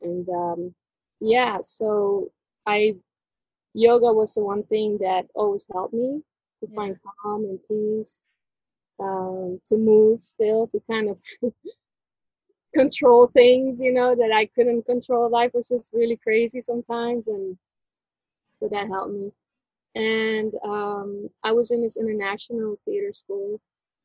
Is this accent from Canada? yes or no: no; Netherlands; I was born in the Netherlands